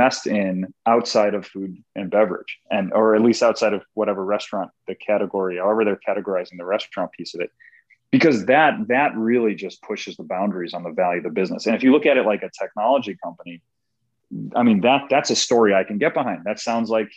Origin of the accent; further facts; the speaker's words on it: Chicago, Illinois, United States; I was a vendor at Wrigley Field for a long time growing up in Chicago